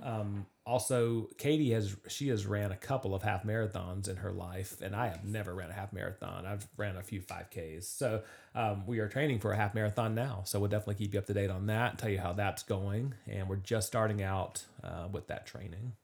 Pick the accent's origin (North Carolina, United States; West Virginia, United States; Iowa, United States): North Carolina, United States; Charlotte; I grew up in the Charlotte area